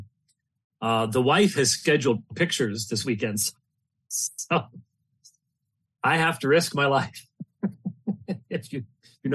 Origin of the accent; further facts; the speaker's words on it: Phoenix, Arizona, United States; I'm from Phoenix